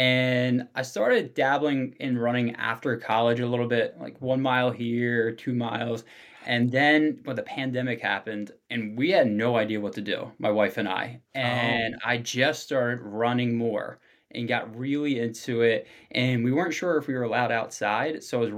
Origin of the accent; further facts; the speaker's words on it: Abington, Pennsylvania, United States; Yeah, so right outside of Philadelphia. So I grew up in a small town, Abington. Not too large.